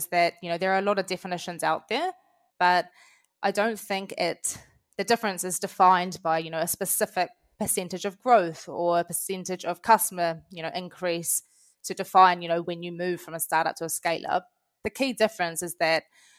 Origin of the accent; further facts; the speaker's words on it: New Zealand; accent: Kiwi; moved away as an adult; now in London, United Kingdom; As you can probably tell from my accent, I am a Kiwi. I've moved over to London about 5 years ago from New Zealand.